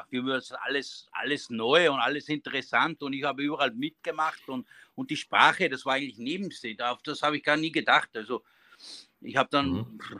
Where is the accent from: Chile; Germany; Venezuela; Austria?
Austria; Mauerkirchen, Upper Austria; Wir, sind, äh, wir kommen aus Bezirk Braunau. Mauerkirchen ist ein kleiner Ort